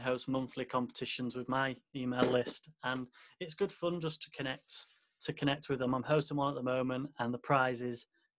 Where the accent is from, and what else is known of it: England, United Kingdom; born or raised there